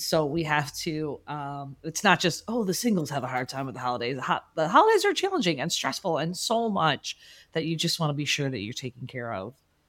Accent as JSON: {"language": "English", "town": "Chicago", "region": "Illinois", "country": "United States", "said": "As a Chicagoan, I thought it was a cold weather thing."}